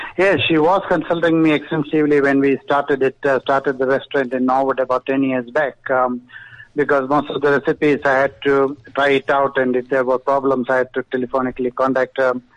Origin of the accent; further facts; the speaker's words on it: Kerala, India; now in South Africa; I am from Kerala.